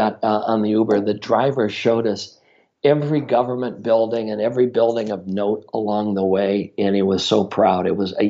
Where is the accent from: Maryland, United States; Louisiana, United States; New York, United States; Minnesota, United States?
Minnesota, United States; I'm from Minnesota